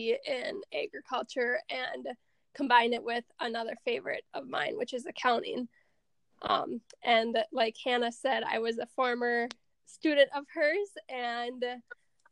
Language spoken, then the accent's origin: English; Sauk Rapids, Minnesota, United States; I'm from Sauk Rapids. I live on my family's hog, beef, and crop farm